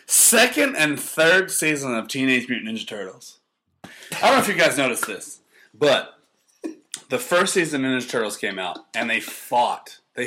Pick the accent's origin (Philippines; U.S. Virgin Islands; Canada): Canada; I'm Canadian.